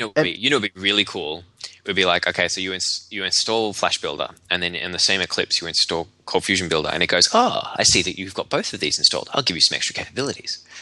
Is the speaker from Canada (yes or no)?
no; Australia; being Australian